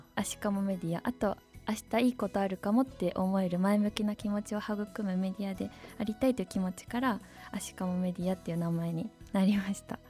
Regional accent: Tochigi, Japan; born or raised there; moved away as an adult; also born or lived in Tokyo

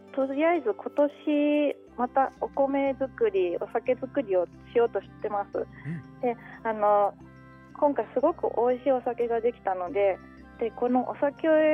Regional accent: Utsunomiya, Tochigi, Japan; also born or lived in Kanagawa / Kawasaki; 生まれは神奈川なんですけれども、うん、はいあのその後引っ越してすぐにずっと宇都宮に育って

